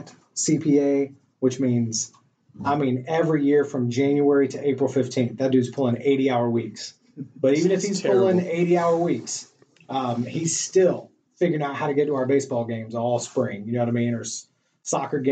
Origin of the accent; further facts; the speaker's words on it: Greensboro, North Carolina, United States; also born or lived in Chapel Hill, North Carolina / Charlotte, North Carolina; Born and raised in North Carolina, so Greensboro, North Carolina, kind of the middle of the state